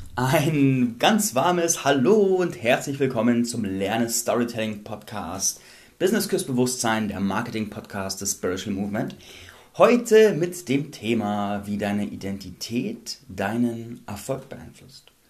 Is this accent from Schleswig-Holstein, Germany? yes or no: no; Landsberg am Lech, Bavaria, Germany; meiner Heimatstadt Landsberg